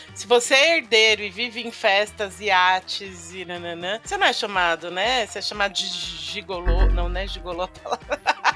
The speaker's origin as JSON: {"language": "Portuguese", "area": "Paulista", "region": "São Paulo", "country": "Brazil", "said": "a gente é paulista"}